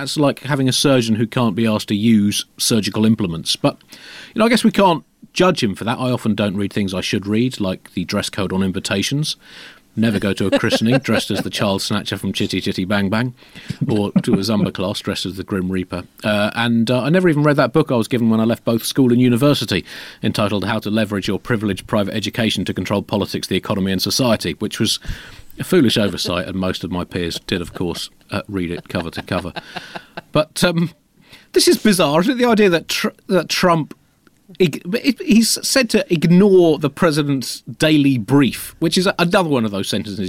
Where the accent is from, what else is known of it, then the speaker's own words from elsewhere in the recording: United Kingdom; But we're British, and throughout our God-given history, we've been completely honest, open, and morally unimpeachable.